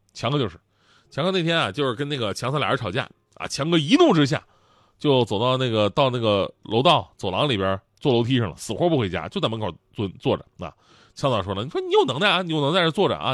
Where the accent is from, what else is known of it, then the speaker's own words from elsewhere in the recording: Changchun, Jilin, China; moved away; 我们老家长春的问过，就我以前呢，在长春那个人民广场附近住，旁边有一个大庙，大庙很有名，叫做博若寺